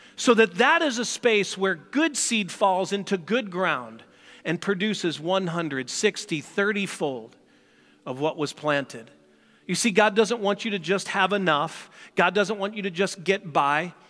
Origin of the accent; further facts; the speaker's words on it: St. Louis, Missouri, United States; moved away; I grew up in Saint Louis